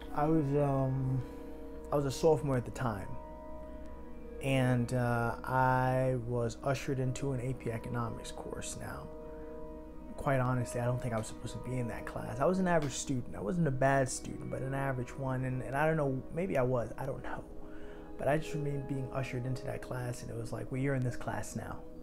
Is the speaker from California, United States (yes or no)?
no; New York City, New York, United States; born and raised in Harlem